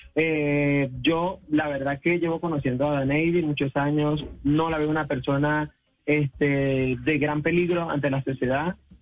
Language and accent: Spanish; Venezuela; now in Colombia; nosotros realmente somos venezolanos